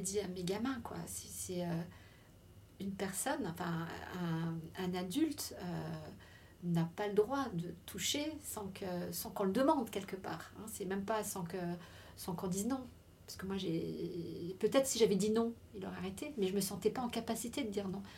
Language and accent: French; Lorraine, Grand Est, France; je suis retournée chez moi en Lorraine